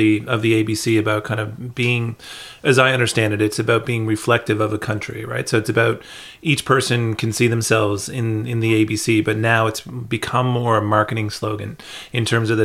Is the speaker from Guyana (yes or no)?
no; Canada; now in Australia; I'm originally not from Australia. I've seen a very similar thing go on with our national broadcaster in Canada, the CBC